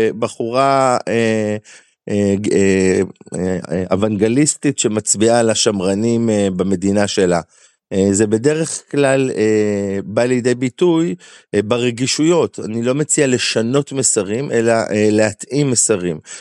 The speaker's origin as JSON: {"language": "Hebrew", "region": "Galilee", "country": "Israel", "also_born_or_lived": "Amuka", "said": "אנחנו אנשי הגליל"}